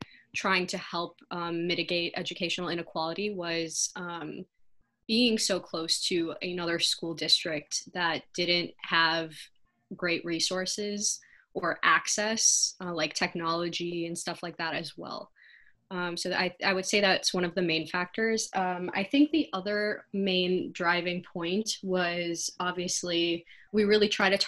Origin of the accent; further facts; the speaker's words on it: Rochester, Michigan, United States; I grew up in the suburbs. It's actually a suburb about an hour or so out of Detroit